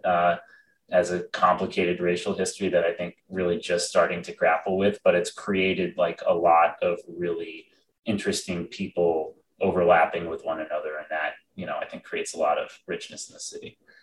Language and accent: English; Boston, Massachusetts, United States; also born or lived in Princeton, New Jersey; I was born in Boston, and other than four years when I moved to the great state of New Jersey, I've been in Boston my entire life